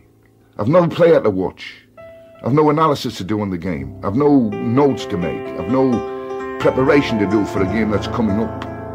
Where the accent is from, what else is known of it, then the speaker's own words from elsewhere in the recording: England, United Kingdom; moved away as an adult; also born or lived in Ireland; And I suppose now, after 10 years, I'm as much Irish as I am English. I am now an Irish citizen, not an honorary. I'm an Irish citizen. I've got my passport, my wife's got a passport. I've got a house over there.